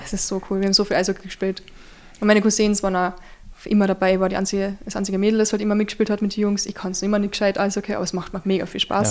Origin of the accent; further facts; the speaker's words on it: Zwickenberg, Carinthia, Austria; ich bin am Berg aufgewachsen, gell? Zwickimberg